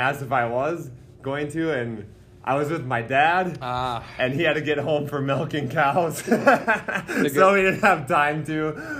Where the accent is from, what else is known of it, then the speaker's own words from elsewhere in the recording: Upsala, Minnesota, United States; Well, I'm from Upsala, Minnesota